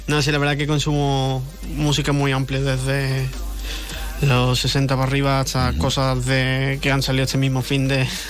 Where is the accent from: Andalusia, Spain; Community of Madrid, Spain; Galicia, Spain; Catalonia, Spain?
Andalusia, Spain; Jerez de la Frontera; es mi tierra, que le ah, empecé aquí